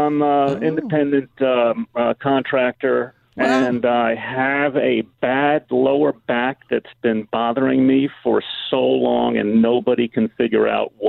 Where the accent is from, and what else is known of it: Los Angeles, California, United States; born or raised there; also born or lived in New York